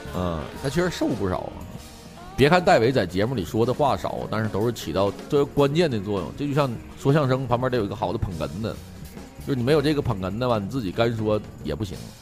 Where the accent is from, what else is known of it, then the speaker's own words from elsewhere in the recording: Northeast China, China; 我就作为一个东北人